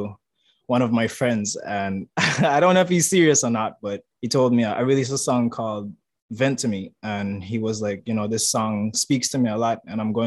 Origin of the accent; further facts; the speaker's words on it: St. Kitts & Nevis; moved away as an adult; now in Taiwan; I'm from St. Kitts. It's in the Caribbean, Leeward Islands.